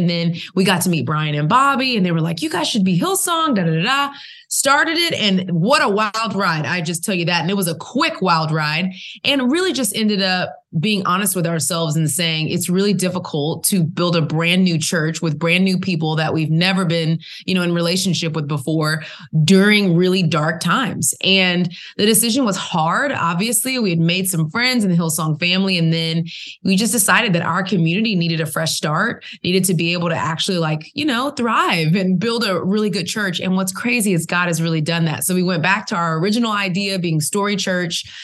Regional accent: Southern United States, United States; accent: Southern; now in Atlanta, United States

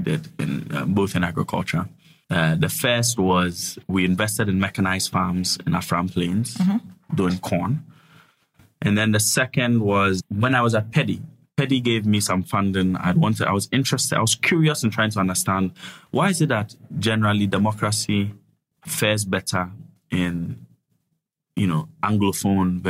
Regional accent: Ghana; moved away as an adult; I'm a freshman. I'm from Ghana

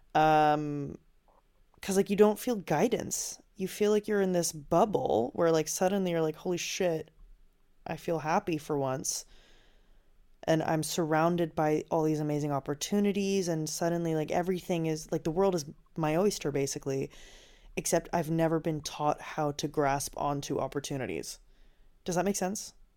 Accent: Finland; I grew up in Finland

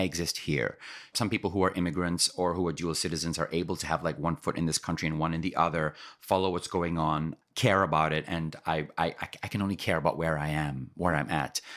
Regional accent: Kenya; moved away as an adult; now in United States; I'm Kenyan born and raised

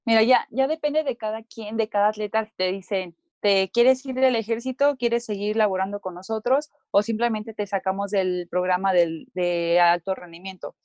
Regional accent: Mexico; aquí como mexicanos

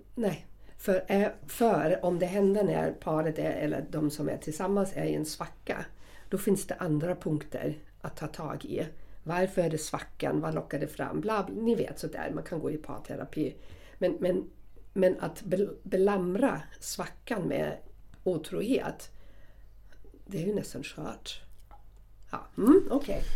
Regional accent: Southern Germany, Germany; moved away; jag kommer från Tyskland och södra Tyskland

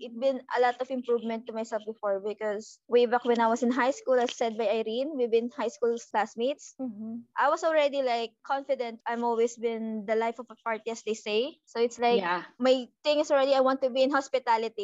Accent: Philippines; moved away; we're Filipino

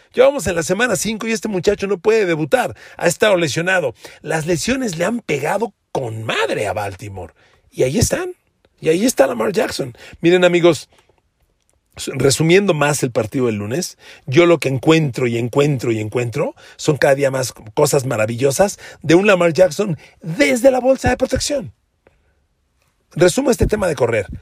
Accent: Mexico; yo como mexicano

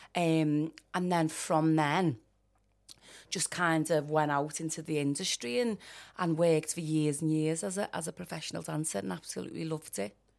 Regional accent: Liverpool, North West England, United Kingdom; I grew up in Liverpool one

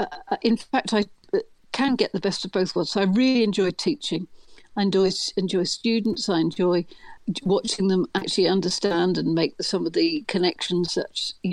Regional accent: England, United Kingdom; now in Belfast, United Kingdom; Being English in that really quite complex environment.

